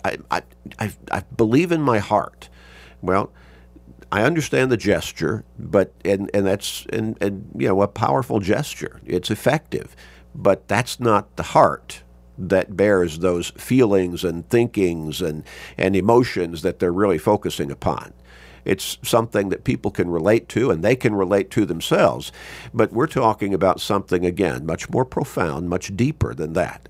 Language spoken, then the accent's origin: English; Chicago, Illinois, United States; as a young kid growing up in Chicago